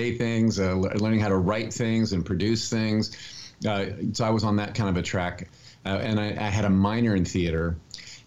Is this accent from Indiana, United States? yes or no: yes; Indianapolis, Indiana, United States; Indianapolis, Indiana. I'm the youngest of four boys